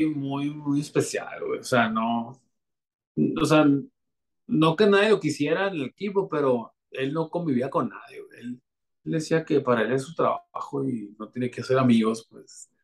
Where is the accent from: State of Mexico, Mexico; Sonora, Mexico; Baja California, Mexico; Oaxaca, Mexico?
Sonora, Mexico; Navojoa; Creciendo, cuando estaba en Abojoa